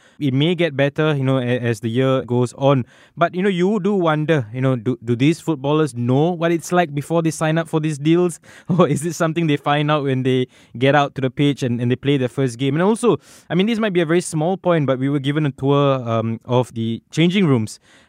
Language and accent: English; Singapore; I mean, despite the fact that I come from Singapore where it's perpetually hot, I found it quite unbearable.